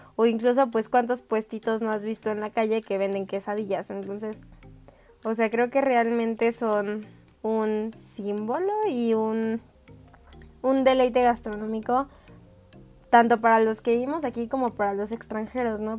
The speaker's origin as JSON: {"language": "Spanish", "region": "Mexico City", "country": "Mexico", "said": "sí soy chilanga"}